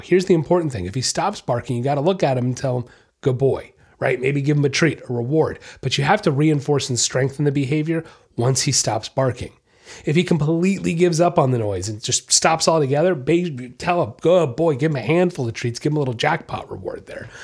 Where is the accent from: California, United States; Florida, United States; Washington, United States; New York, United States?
Florida, United States; Treasure Coast; Nice little local place right here in my hometown